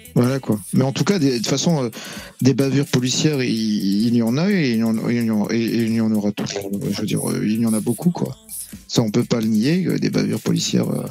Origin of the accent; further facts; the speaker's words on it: France; je suis né en France, donc je suis français